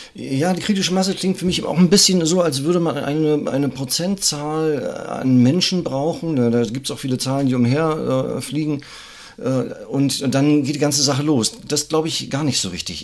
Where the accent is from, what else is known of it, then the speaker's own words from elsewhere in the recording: Greifswald, Mecklenburg-Vorpommern, Germany; Ich bin auch aus dem Norden, also aus Greifswald.